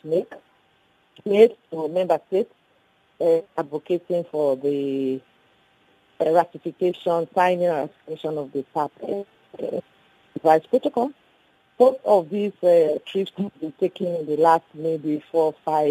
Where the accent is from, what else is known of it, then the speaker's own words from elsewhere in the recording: Sierra Leone; I left South Africa on the 14th of May to come back to my country. I'm no longer a member of parliament in the Sierra Leone Parliament